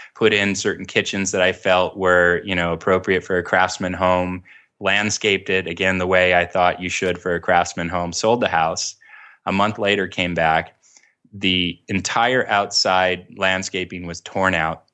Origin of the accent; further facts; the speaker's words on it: Orange County, California, United States; I grew up down in Orange County